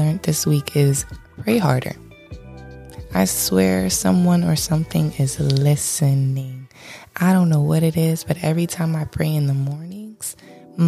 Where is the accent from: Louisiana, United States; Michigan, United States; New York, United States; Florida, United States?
Florida, United States; Miami-Dade; I am from Miami-Dade.